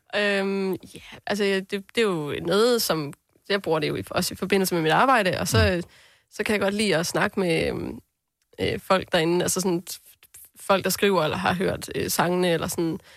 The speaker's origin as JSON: {"language": "Danish", "area": "southern North Jutland", "region": "North Denmark Region", "country": "Denmark", "said": "det er faktisk det sydlige Nordjylland"}